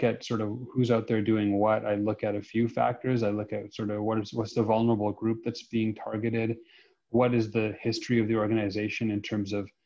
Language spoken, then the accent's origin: English; Saskatoon, Saskatchewan, Canada; I'm from Saskatoon